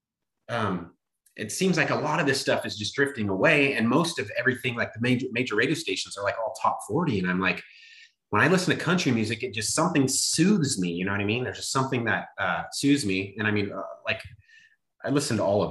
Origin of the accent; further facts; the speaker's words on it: California, United States; I grew up in California